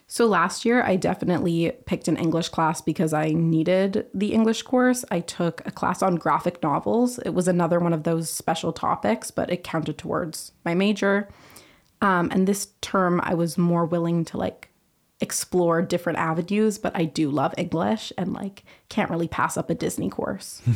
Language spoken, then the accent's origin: English; Vancouver, British Columbia, Canada; moved away as an adult; now in Montreal, Canada; I'm from Vancouver, British Columbia.